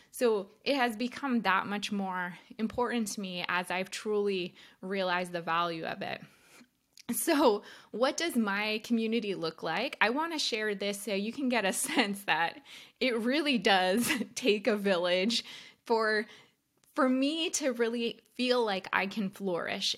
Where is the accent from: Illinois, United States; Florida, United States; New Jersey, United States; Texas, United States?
New Jersey, United States; We're both from New Jersey